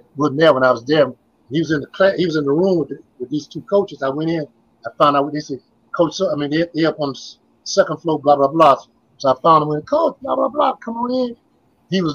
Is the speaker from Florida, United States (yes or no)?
yes; Miami, Florida, United States; I'm from Miami now